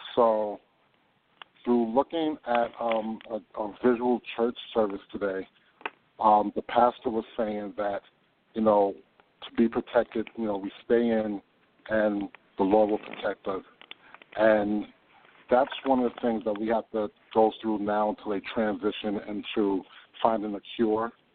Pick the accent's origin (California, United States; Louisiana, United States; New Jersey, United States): New Jersey, United States; Hackensack; also born or lived in Harlem, New York; now in Arizona, United States; I'm originally from New Jersey, Hackensack, New Jersey, but I've spent my last 25 years in Harlem